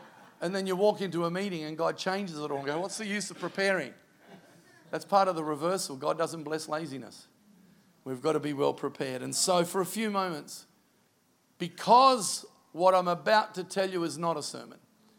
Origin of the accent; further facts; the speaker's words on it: Canada; I'm Canadian.